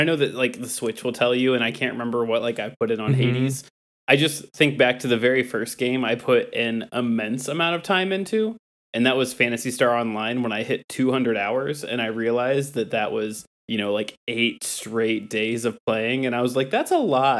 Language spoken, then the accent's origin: English; Northwest Ohio, United States; I grew up in Northwest Ohio